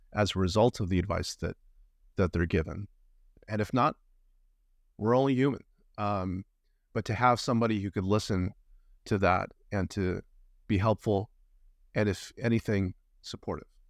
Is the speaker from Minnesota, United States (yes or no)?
no; Los Angeles, California, United States; moved away as an adult; now in Vancouver, Canada; I'm originally from Los Angeles, California